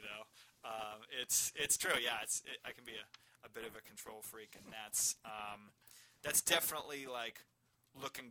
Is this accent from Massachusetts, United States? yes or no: yes; Marshfield, Massachusetts, United States; I was raised in Marshfield